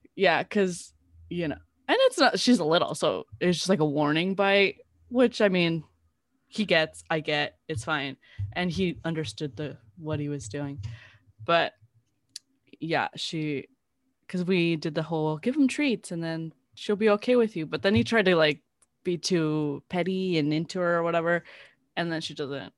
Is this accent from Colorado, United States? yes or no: no; South Gate, California, United States; I grew up in Southgate